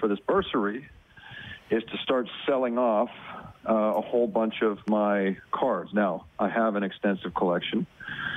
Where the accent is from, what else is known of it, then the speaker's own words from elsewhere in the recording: Oakville, Ontario, Canada; my hometown in Oakville, Ontario